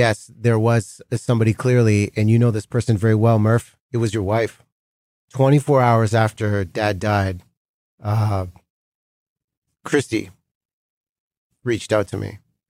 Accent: Delta, British Columbia, Canada; Like, we grew up in Delta, British Columbia. I came home.

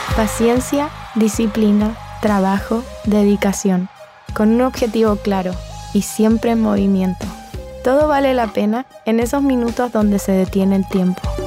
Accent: Santiago, Santiago Metropolitan Region, Chile; Nací en Santiago y crecí rodeada de inspiración femenina.

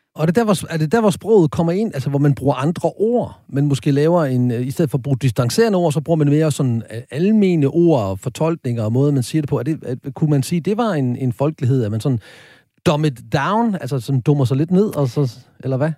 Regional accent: Horsens, Central Denmark Region, Denmark; Jeg kommer fra Horsens

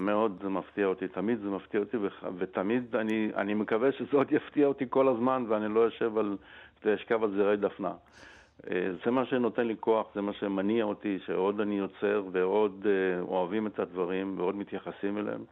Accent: Israel; אני גדלתי בשנות החמישים ו... אה, לתוך אה, צבריות, מה שנקרא. הכל היה ישראלי

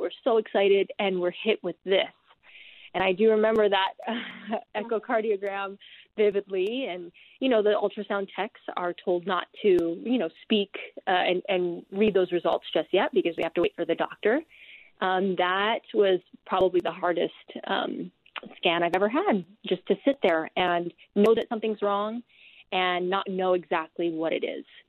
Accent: Hawaii, United States; now in Utah, United States; I'm natively from Hawaii, and so to be here in Utah

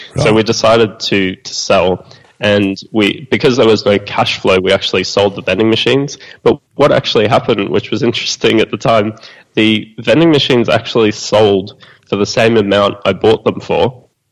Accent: Australia; being Australian

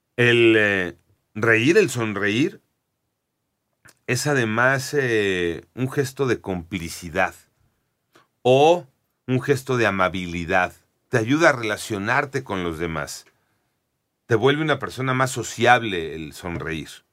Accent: Mexico

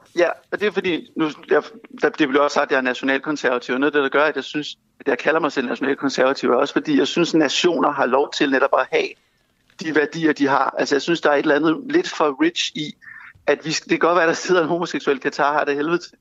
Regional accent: Denmark; vi som danskere

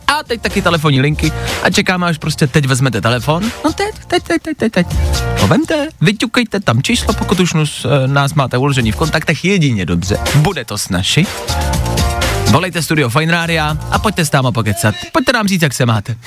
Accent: Plzeň, Plzeň Region, Czechia; v Plzni, v mém rodném městě

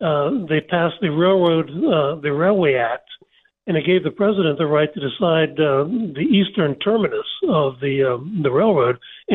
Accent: Pennsylvania, United States; I grew up in Pennsylvania

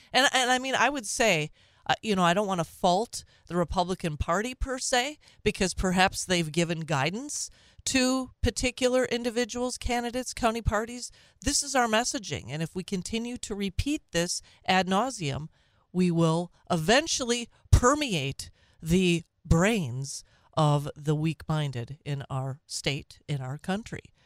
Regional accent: Minnesota, United States; now in Wisconsin, United States; My birth state. It's not my home state. My home state is Wisconsin now. But, uh, my birth state of Minnesota.

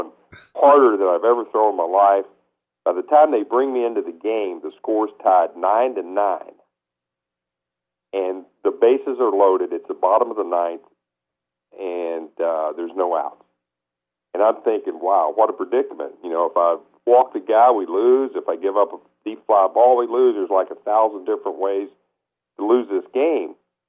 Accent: Kentucky, United States; moved away as an adult; also born or lived in Lake Wales, Florida; growing up in Kentucky

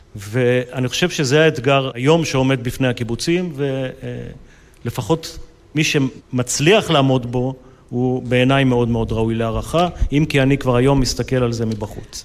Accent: Israel; אני חלק מהם, אני אה, שותף להם, גדלתי בהם, שירתתי בהם, ואחד זה קיבוץ

